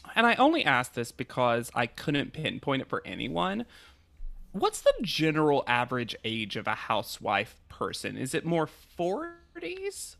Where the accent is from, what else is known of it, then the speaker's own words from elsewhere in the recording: the South, United States; As a Southerner